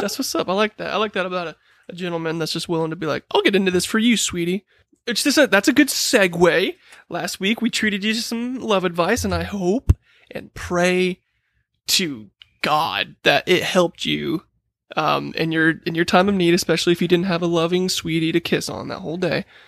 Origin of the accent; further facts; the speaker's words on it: United Kingdom; I'm British.